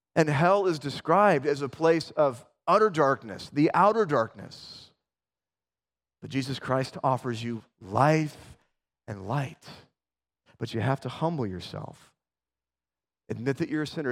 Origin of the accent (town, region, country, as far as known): Spokane, Washington, United States